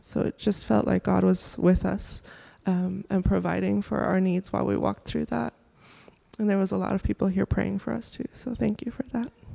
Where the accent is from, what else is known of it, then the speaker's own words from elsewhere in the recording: Germany; now in Durham, United States; I'm from Germany originally, and my family lives in Germany